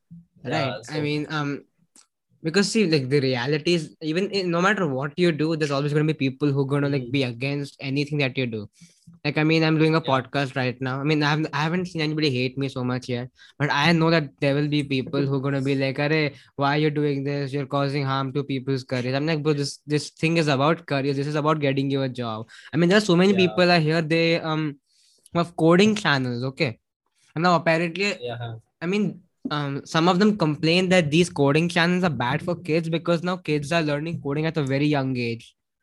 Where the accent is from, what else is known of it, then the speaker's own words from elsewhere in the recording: India; I was in Jordan and I would tell them I'm from India